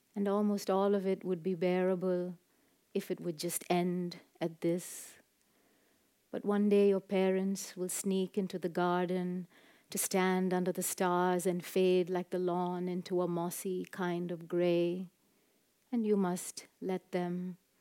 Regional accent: Chennai, Tamil Nadu, India; growing up in Madras in South India

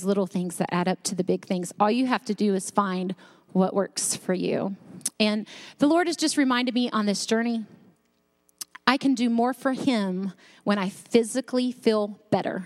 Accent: North Carolina, United States; I grew up in North Carolina

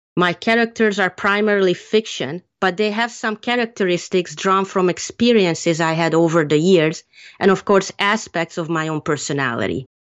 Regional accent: Hungary; moved away; I grew up in Hungary

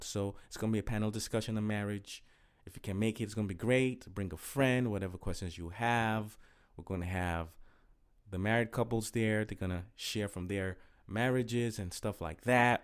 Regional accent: Nigeria; moved away as an adult; also born or lived in Inglewood, California / Okrika, Rivers State, Nigeria; my parents moved back to Nigeria, and, uh, I was raised there for nineteen years.

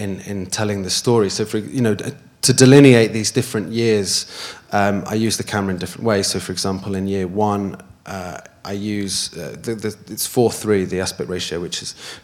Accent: Wales, United Kingdom; the mountaintop scene is my favourite place on earth. It's where I grew up

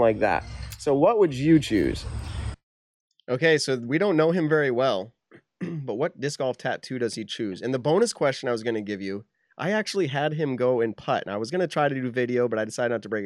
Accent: New England, United States

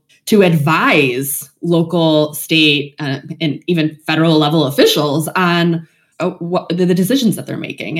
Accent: West Michigan, United States; moved away as an adult; also born or lived in New Jersey / Washington, D.C.; now in Northeast Ohio, United States; I'm originally from West Michigan, lived in New Jersey, lived in DC, kind of lived all over. Now that I'm in Northeast Ohio

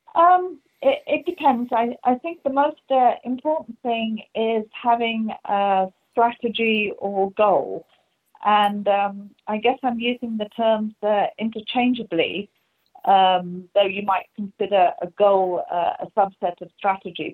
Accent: England, United Kingdom; moved away; you can hear from the accent, uh, I'm from England

